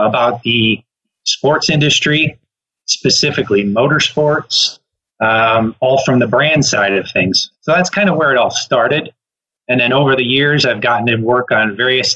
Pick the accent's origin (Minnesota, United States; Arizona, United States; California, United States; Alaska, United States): Minnesota, United States; also born or lived in Wisconsin; living and growing up in Minnesota and Wisconsin